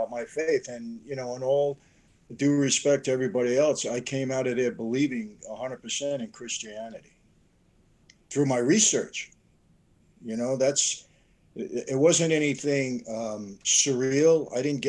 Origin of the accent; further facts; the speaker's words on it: New York, United States; also born or lived in Naples, Italy (parents' hometown); now in Anaheim, United States; I'm from New York